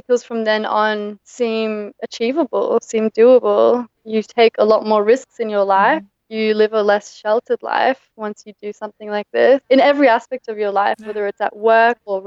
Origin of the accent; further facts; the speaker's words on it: Brisbane, Queensland, Australia; moved away as an adult; also born or lived in South Africa; now in Granada, Spain; I was born in South Africa and then moved to Australia